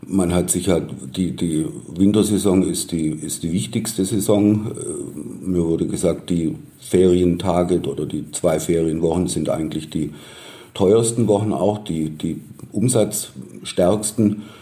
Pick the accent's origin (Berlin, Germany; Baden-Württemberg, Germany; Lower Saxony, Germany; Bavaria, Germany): Baden-Württemberg, Germany; accent: Swabian/Baden-Württemberg accent; now in Munich, Germany; Ich bin kein gebürtiger Bayer, sondern Baden-Württemberger, stamme aus der Nähe von Stuttgart. Deshalb auch mein Akzent, den man wahrscheinlich immer, immer raushören wird.